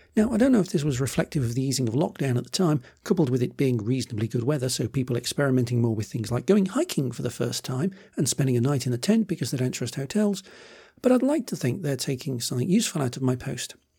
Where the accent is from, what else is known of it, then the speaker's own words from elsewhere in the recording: United Kingdom; I'm British